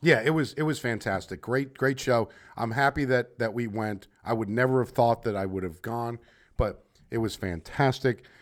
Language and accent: English; United States; moved away; also born or lived in New Jersey; I grew up in New York, New Jersey. Used to live in New Jersey